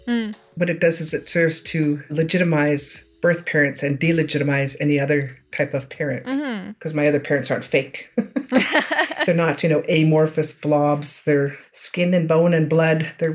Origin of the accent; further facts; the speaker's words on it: George Gordon First Nation, Saskatchewan, Canada; I'm from George Gordon First Nation in the southern part of Saskatchewan Treaty 4 area.